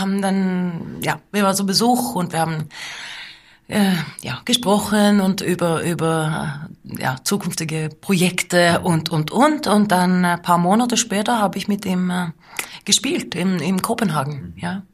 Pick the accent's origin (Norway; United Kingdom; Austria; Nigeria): Norway; Lillehammer, Innlandet; German is a second language; Und wir sind aufgewachsen auf dieser Farm in der Nähe von Lillehammer in Norwegen